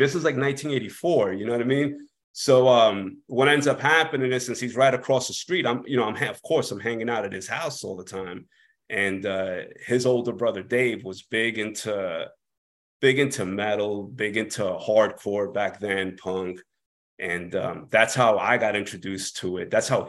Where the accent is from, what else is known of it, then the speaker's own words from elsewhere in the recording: Corona, New York, United States; Yeah, we're from the same part. We're both from Corona. We both lived in Corona, but in different parts.